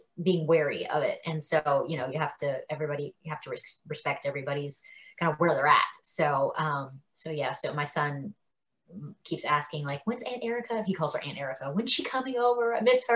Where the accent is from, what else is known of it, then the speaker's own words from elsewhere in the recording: South Carolina, United States; moved away as an adult; also born or lived in New Orleans; now in Nashville, United States; I'm from South Carolina